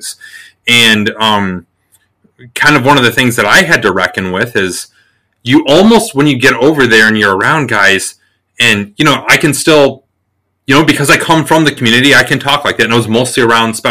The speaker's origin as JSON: {"language": "English", "region": "South Dakota", "country": "United States", "tie": "born or raised there", "moved": "as an adult", "lives_now": "New Hampshire, United States", "said": "I grew up in South Dakota. I joined the Army when I was 18"}